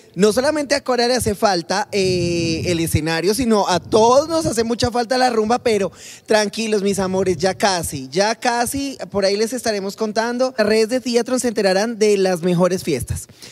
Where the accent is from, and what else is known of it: Colombia